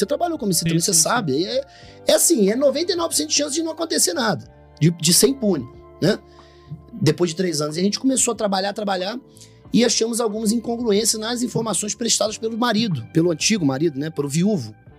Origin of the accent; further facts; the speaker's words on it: Rio de Janeiro, Brazil; moved away; sou natural do Rio de Janeiro, é, da cidade do Rio de Janeiro